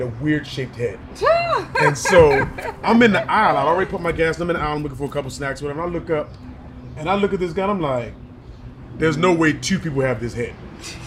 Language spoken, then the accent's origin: English; Baltimore, Maryland, United States; moved away as an adult; now in Charlotte, United States; I'm from Baltimore originally.